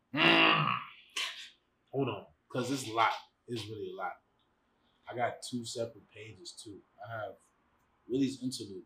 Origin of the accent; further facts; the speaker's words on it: Chicago, Illinois, United States; I'm from Chicago